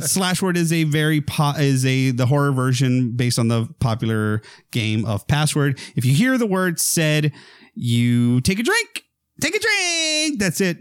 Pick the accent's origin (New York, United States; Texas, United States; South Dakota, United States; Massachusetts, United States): Texas, United States; near McAllen; we didn't have a movie theater in my hometown. We had to go to McAllen, which was the big town nearby